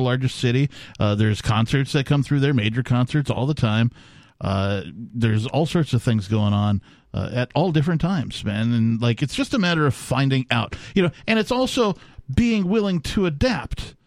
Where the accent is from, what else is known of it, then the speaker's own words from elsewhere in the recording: Wisconsin, United States; also born or lived in Minnesota / Seattle, Washington; now in New Hampshire, United States; I, you know, came out of Wisconsin